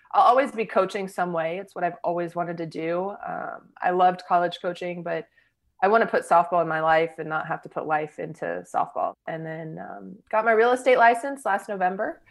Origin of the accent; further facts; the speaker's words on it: Texas, United States; I grew up here in Texas